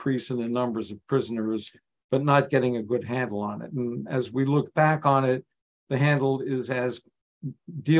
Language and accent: English; New York, United States; moved away as an adult; also born or lived in Northern Nigeria / Detroit; I'm a New Yorker, immigrant folks, lower middle class store owner.